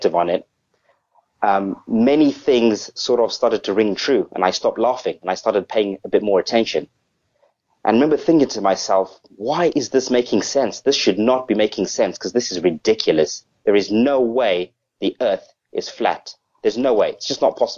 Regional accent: Zimbabwe; now in Southampton, United Kingdom; I'm actually originally from Africa. I'm originally a Zimbabwean

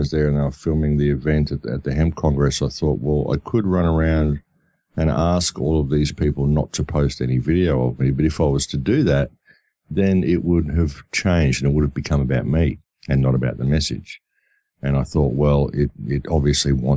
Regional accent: Australia; I come from Australia

